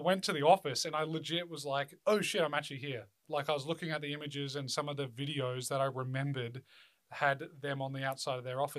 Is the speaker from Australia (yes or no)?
yes; Australia; I'm obviously an Australian. I don't live in LA.